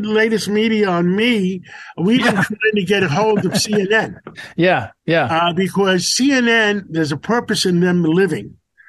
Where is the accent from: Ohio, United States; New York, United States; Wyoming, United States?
New York, United States; I grew up in Harlem on 135th Street